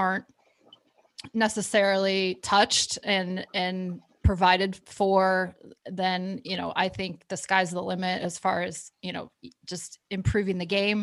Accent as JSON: {"language": "English", "town": "Flint", "region": "Michigan", "country": "United States", "tie": "born or raised there", "said": "I grew up in Flint, Michigan"}